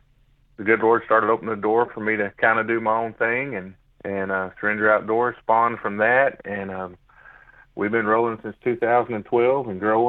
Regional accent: Snow, Oklahoma, United States; But yeah, so I grew up in the Kamishi Mountains in Snow, Oklahoma, 17 miles north of Antlers.

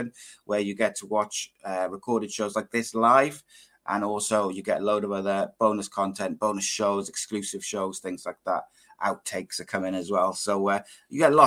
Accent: Welsh, Wales, United Kingdom; as a Welshman

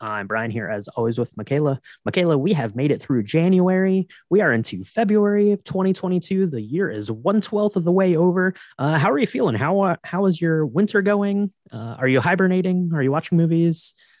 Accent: Ohio, United States; born there; also born or lived in upstate New York; I was born in Ohio. I spent some time in upstate New York.

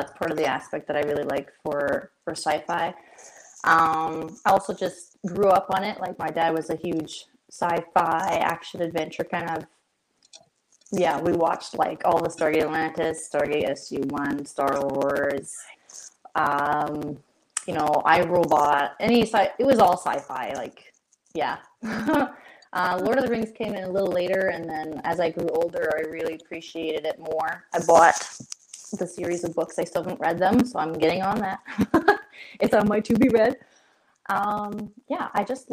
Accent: Canada; I am Canadian

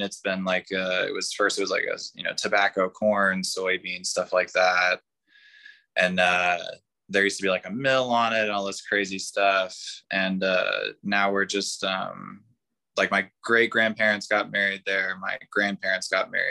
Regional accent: Elizabethtown, Kentucky, United States; I grew up in Elizabethtown

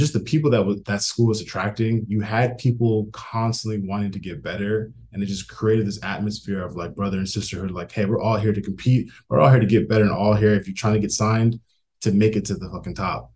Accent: Minneapolis, Minnesota, United States; moved away as an adult; also born or lived in Baltimore, Maryland; I'm originally from Minneapolis, Minnesota

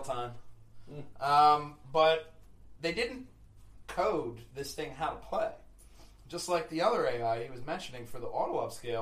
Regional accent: Philadelphia, Pennsylvania, United States; We're from Philly

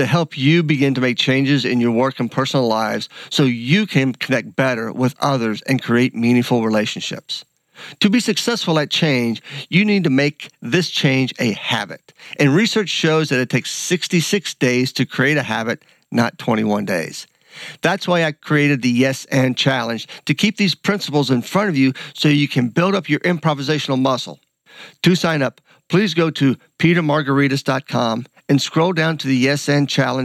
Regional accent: Columbus, United States; we're both from Columbus

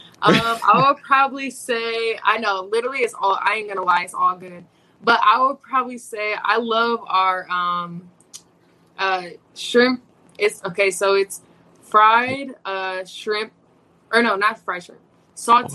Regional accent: Indiana, United States; moved away as an adult; now in Arizona, United States; I'm from Indiana. There's no ocean

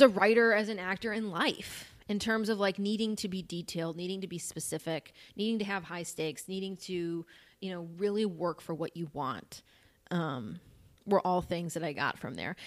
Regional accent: northwest suburbs of Chicago, Northern Illinois, United States; I'm from Illinois, like, Northern Illinois

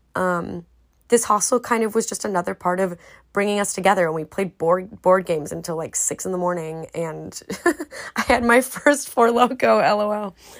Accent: United States; speaking out of my experience as an American

